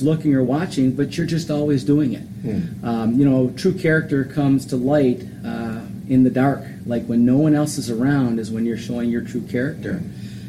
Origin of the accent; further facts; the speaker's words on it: Westland, Michigan, United States; I grew up in Westland, Michigan